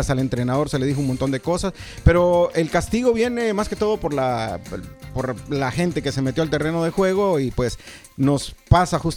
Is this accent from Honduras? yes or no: yes; Honduras; now in Indianapolis, United States; yo soy hondureño